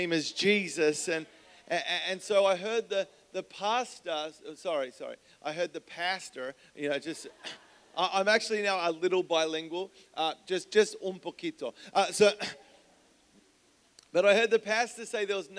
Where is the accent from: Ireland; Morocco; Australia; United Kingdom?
Australia; Melbourne, Victoria; moved away as an adult; now in San Diego, United States; I grew up in Melbourne, Australia